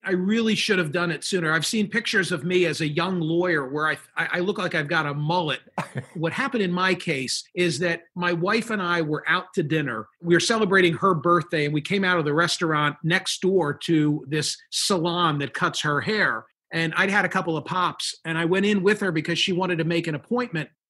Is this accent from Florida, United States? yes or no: no; Philadelphia, Pennsylvania, United States; I'm from Philadelphia